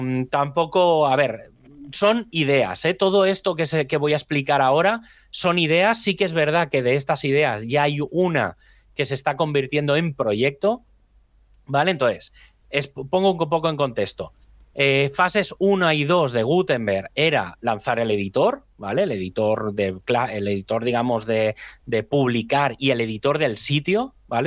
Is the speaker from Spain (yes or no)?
yes; Spain; hablo como español ¿eh? o como latino en este sentido, como hispano